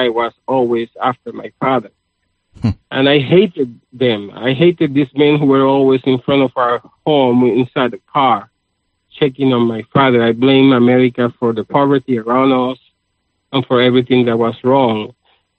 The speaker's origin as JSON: {"language": "English", "country": "Puerto Rico", "tie": "born or raised there", "moved": "yes", "lives_now": "United States", "said": "I grew up in Puerto Rico in the 1960s into a communist household"}